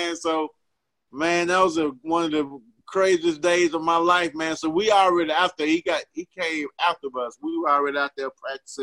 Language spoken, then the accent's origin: English; Mississippi, United States; I'm from Mississippi.